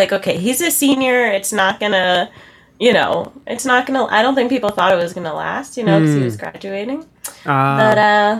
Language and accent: English; Massachusetts, United States; moved away as an adult; now in Maine, United States; No, but we moved here last July. I grew up in Massachusetts.